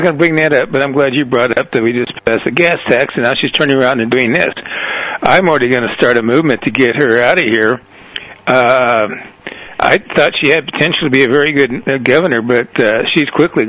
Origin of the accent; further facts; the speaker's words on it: Oklahoma, United States; now in Huntsville, United States; I'm from Oklahoma originally, and Oklahoma City did toll roads.